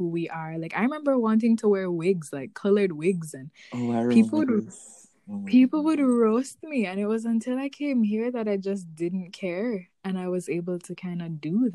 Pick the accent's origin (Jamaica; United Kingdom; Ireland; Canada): Jamaica; moved away; growing up Jamaican, specifically our generation of Jamaican